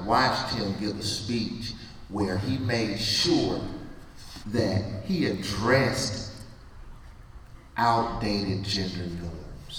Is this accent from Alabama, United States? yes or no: yes; Birmingham, Alabama, United States; I'm from Birmingham, Alabama